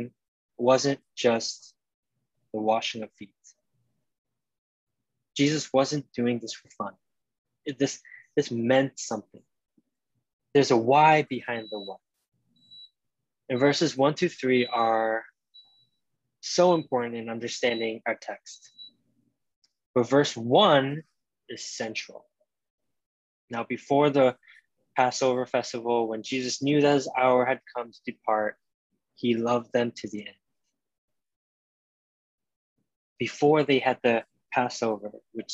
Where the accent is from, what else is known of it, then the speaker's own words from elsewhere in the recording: New York City, New York, United States; as a New Yorker